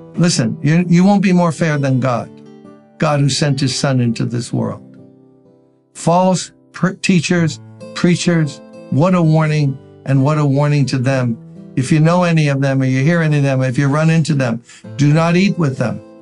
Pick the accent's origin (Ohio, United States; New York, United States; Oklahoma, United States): New York, United States; New York City; I grew up in Brooklyn.